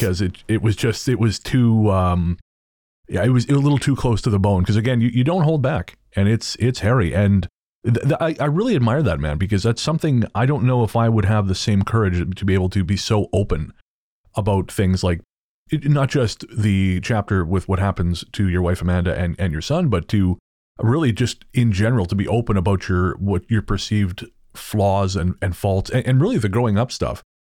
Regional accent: Revelstoke, British Columbia, Canada; now in Victoria, Canada; where I grew up in Revelstoke

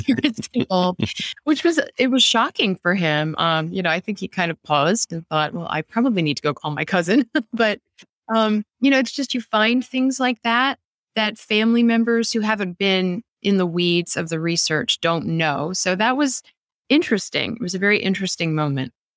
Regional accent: Annapolis, Maryland, United States; I grew up in Annapolis where the past is very much alive around us

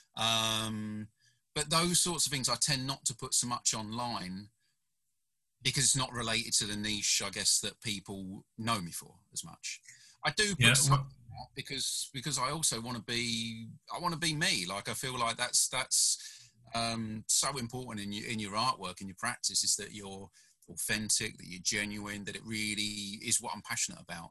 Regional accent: United Kingdom; also born or lived in South Korea; I'm a British fella

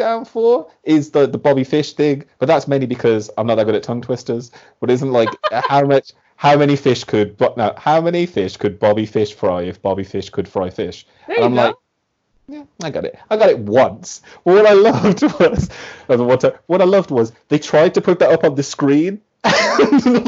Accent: Birmingham, West Midlands, United Kingdom; I am also from Birmingham

